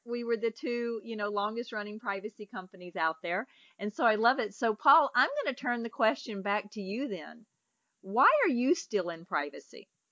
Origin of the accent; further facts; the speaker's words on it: Mississippi, United States; I'm from Mississippi